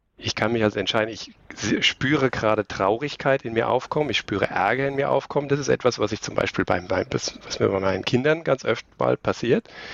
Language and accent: German; Aschaffenburg, Bavaria, Germany; moved away; also born or lived in Karlsruhe; Ich komme aus Aschaffenburg ursprünglich. Das ist ein kleiner Zipfel am Ende von Bayern oben.